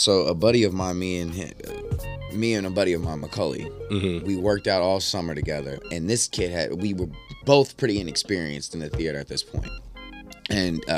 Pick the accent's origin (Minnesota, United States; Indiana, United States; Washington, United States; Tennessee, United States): Indiana, United States; Indianapolis; moved away as an adult; also born or lived in North Carolina; now in Los Angeles, United States; I was born in North Carolina, raised in Indianapolis, Indiana